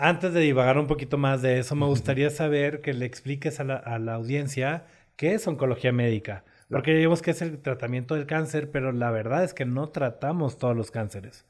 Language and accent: Spanish; Sonora, Mexico; moved away as an adult; also born or lived in Torreón, Coahuila; Yo soy de Sonora